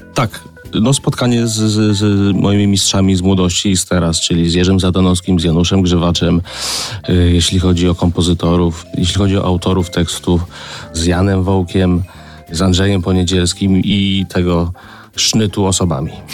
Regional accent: Grudziądz, Kuyavian-Pomeranian Voivodeship, Poland; … z Grudziądza, tak byłem nazywany

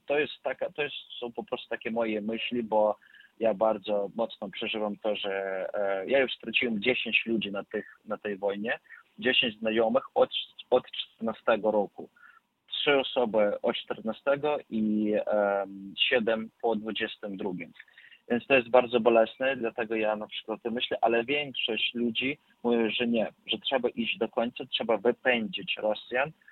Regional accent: Ukraine; Ja też jestem Ukraińcem

